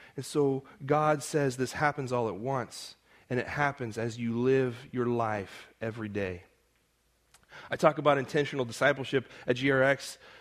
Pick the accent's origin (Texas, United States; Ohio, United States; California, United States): California, United States; Modesto; accent: American; also born or lived in Edinburgh; my hometown, Modesto